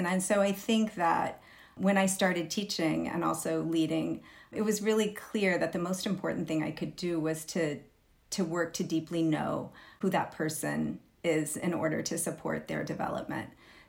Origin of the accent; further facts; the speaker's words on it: Texas, United States; now in Berkeley, United States; I am a white woman born and raised in Texas. My entire family is from rural East Texas, very far from where I live now, which is in Berkeley, California, the unceded land of the Chichenyo-speaking Ohlone people.